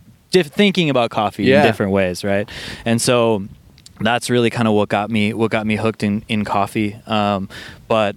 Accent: Milwaukee, Wisconsin, United States; I'm originally from Milwaukee, grew up in Milwaukee, Wisconsin

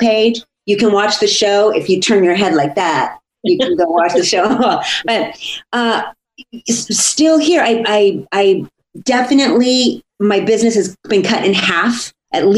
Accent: Santa Barbara, California, United States; here in Santa Barbara, my hometown

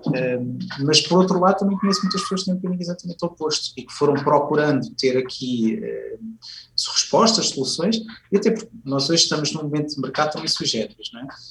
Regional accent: Viseu, Centro, Portugal; na altura vivia em, em Viseu, que é a minha cidade natal

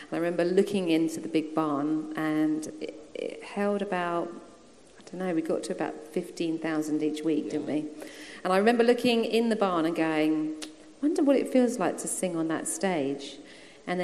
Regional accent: South East England, United Kingdom; also born or lived in Australia / London; So I was born in Australia, then we came back to England and lived with my nan around kind of Purley Way, that sort of thing. Then we went back to Australia, then we came back to England, lived around there again, and then I was in Redhill and then Crawley Down, Turner's Hill

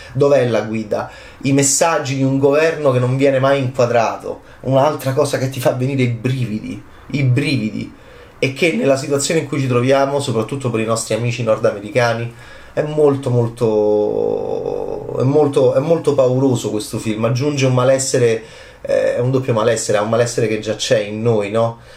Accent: Italy; da italiano, ovviamente da analista italiano

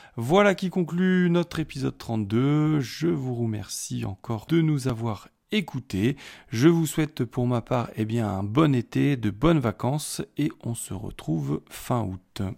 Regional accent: France; chez nous, en France

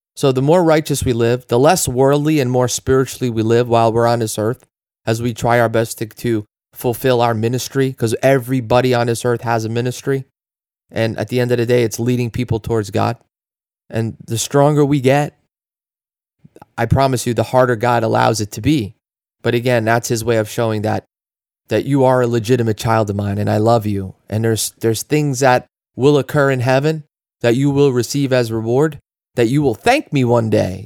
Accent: New Jersey, United States; we're from New Jersey

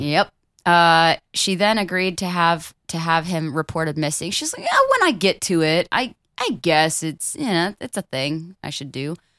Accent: Florida, United States; I'm from Florida

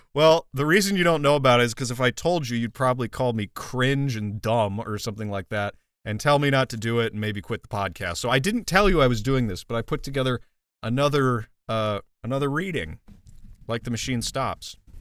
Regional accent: Midwest, United States; where I was raised in the Midwest

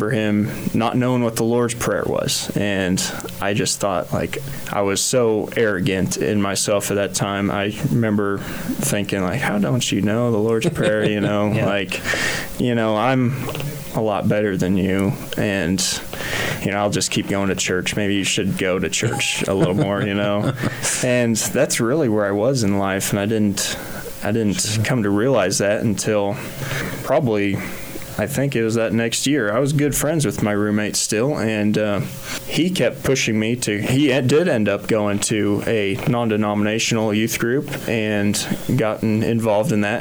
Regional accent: Kensington, Kansas, United States; I grew up in Kensington, Kansas

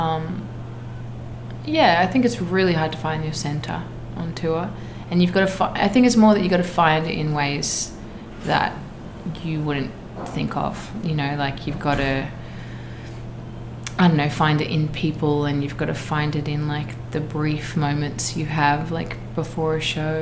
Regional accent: Australia; as an Australian artist

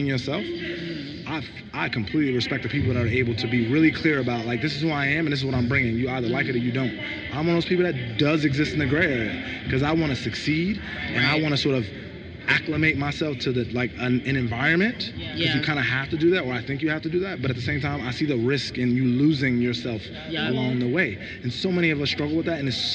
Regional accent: United States; also born or lived in London; I was just from America

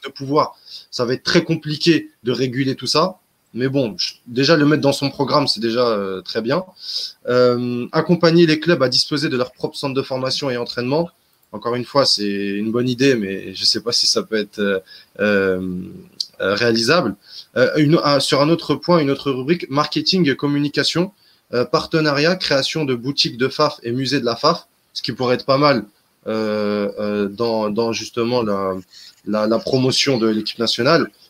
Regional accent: Constantine, Constantine Province, Algeria; now in Europe; chez moi à Constantine

